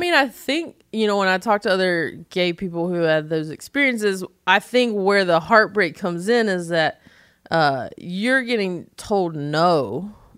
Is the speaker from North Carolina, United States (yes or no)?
yes; North Carolina, United States; accent: Southern; moved away; I'm from North Carolina